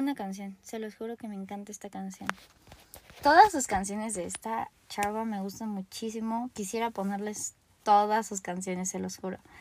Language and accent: Spanish; Mexico